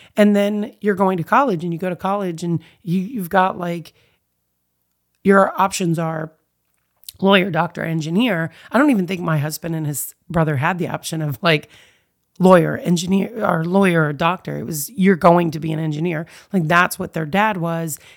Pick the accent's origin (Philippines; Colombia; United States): United States; I am born and raised here in the United States